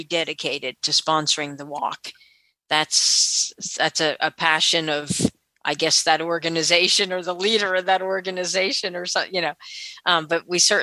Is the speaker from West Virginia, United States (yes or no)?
yes; West Virginia, United States; I am from West Virginia, and our organization is Mountain State Council of the Blind.